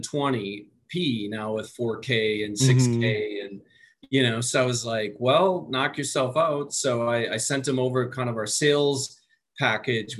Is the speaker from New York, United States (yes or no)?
no; Waupaca, Wisconsin, United States; I'm from Waupaca, Wisconsin